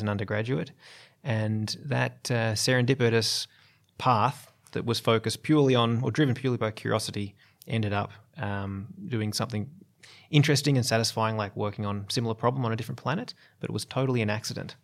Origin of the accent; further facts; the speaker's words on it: Australia; as an Australian